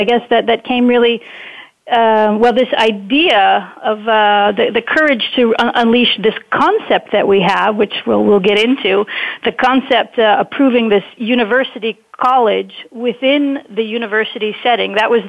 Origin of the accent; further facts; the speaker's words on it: Wisconsin, United States; moved away as an adult; also born or lived in Netherlands; now in Enschede, Netherlands; perhaps they can already hear it in my accent, but maybe it's important that I share that I'm actually an American transplant in Europe, originally from Wisconsin. I've been living on this side of the pond for 20 years already